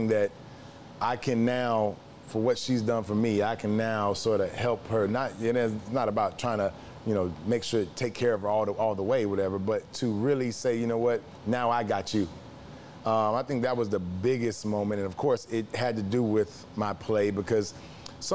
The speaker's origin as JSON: {"language": "English", "town": "Memphis", "region": "Tennessee", "country": "United States", "said": "I'm from Memphis, Tennessee"}